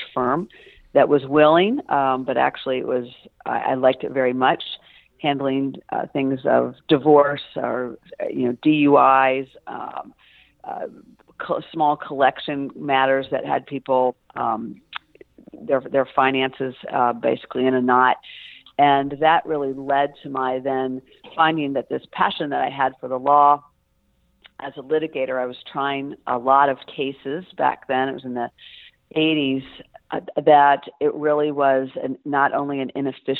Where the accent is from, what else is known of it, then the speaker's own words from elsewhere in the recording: Springfield, Illinois, United States; also born or lived in Charleston, South Carolina / New York City; my mom moved us back to the Midwest, where she was from, Springfield, Illinois